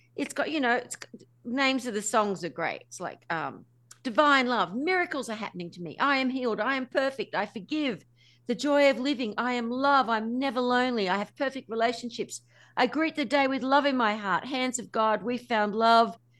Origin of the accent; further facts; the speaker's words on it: Australia; I'm Australian